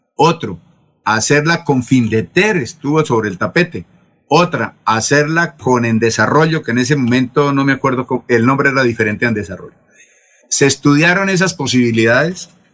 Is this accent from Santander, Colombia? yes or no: yes; San Gil, Santander, Colombia; also born or lived in Bucaramanga; yo soy de San Gil. Yo soy nacido en San Gil